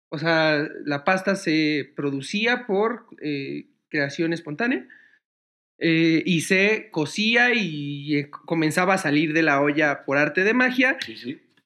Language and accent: Spanish; Mexico City, Mexico; México City, donde yo nací